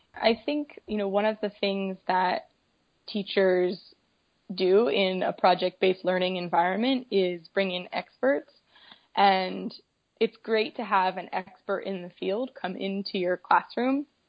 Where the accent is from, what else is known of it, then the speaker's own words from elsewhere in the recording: Colorado, United States; I'm from a landlocked state. I'm from Colorado, so nowhere near the ocean, but growing up I had a lot of great opportunities